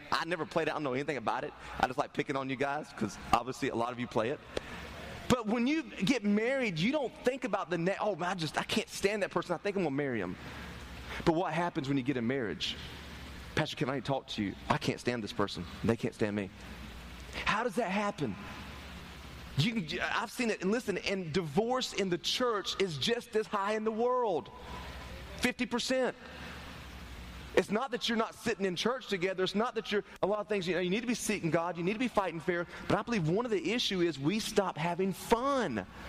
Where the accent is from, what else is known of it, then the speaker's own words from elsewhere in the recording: Turkey, North Carolina, United States; I grew up in Turkey, North Carolina